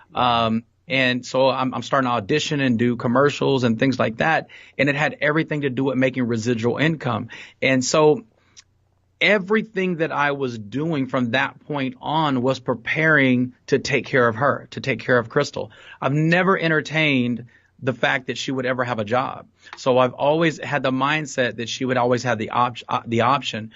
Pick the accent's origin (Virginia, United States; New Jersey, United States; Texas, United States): Texas, United States; Fort Worth; also born or lived in San Jose, California; I'm from Fort Worth, Texas, uh, born and raised, um, on the east side of Fort Worth